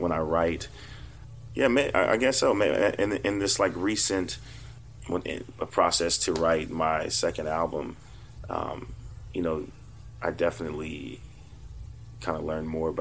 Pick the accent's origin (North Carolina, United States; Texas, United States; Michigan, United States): Texas, United States; Fort Worth; moved away; we grew up together in Fort Worth